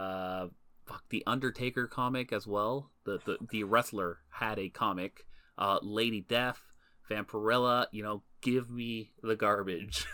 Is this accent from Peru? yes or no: no; Canada; We are Canadian citizens